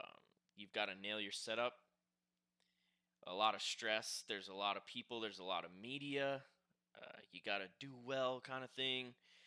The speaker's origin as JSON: {"language": "English", "region": "Midwest", "country": "United States", "tie": "born or raised there", "said": "Growing up in the Midwest, you were dying for Fall Crandon to come"}